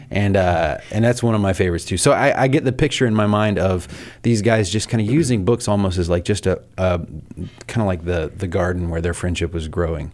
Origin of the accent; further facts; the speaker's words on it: the South, United States; I grew up in the South in, in a small town